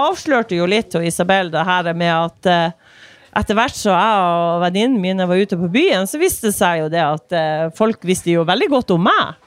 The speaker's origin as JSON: {"language": "Norwegian", "town": "Myre", "region": "Nordland", "country": "Norway", "moved": "yes", "lives_now": "Narvik, Norway", "said": "Jeg kommer fra Myre i Vesterålen"}